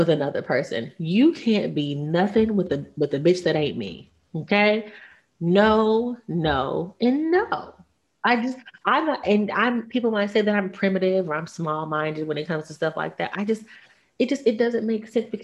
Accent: the South, United States; I'm from the South. I was raised that you have one husband, one wife

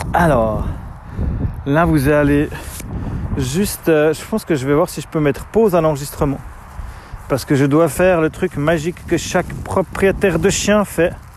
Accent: Switzerland; chez nous en Suisse

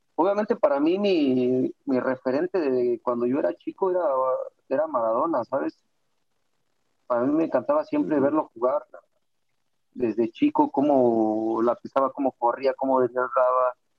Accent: Mexico; now in Guadalajara, Mexico; todos somos mexicanos

